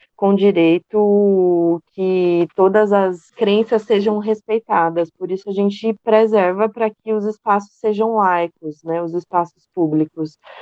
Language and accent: Portuguese; Itu, São Paulo, Brazil; uma da cidade de Itu, que sou eu